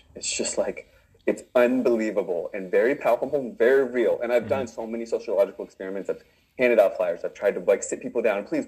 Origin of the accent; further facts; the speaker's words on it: Virginia, United States; moved away; also born or lived in Northern California; I'm from Virginia